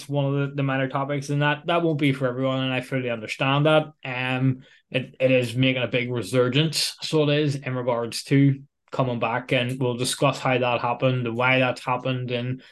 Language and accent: English; Northern Ireland, United Kingdom; accent: Belfast; the rich Belfastic accents that we probably both have